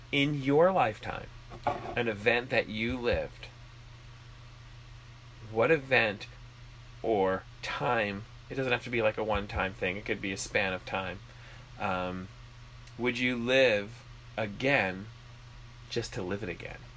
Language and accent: English; Canada; Wait, he's Canadian? I'm Canadian.